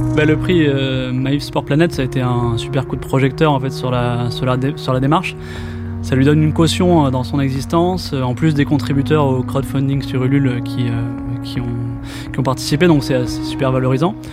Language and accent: French; Bordeaux, Nouvelle-Aquitaine, France; moved away as an adult; also born or lived in Barcelona / Paris / Montreal; je suis de Bordeaux à la base et puis euh, je suis passé par euh, Barcelone